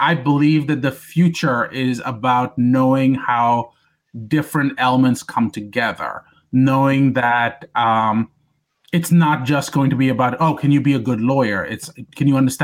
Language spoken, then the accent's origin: English; India; moved away; I grew up in India for the most part, for the first half of my life